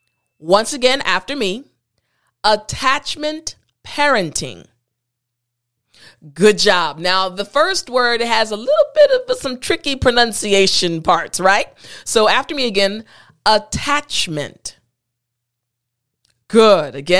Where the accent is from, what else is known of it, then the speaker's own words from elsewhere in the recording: United States; also born or lived in Korea; in my culture as an American